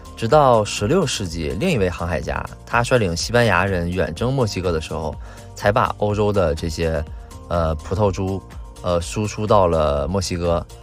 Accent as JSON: {"language": "Chinese", "country": "China", "said": "我们中国人"}